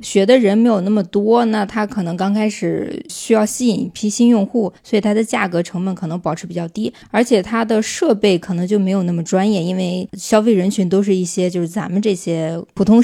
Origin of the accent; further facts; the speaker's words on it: Henan, China; moved away; 我作为一个河南人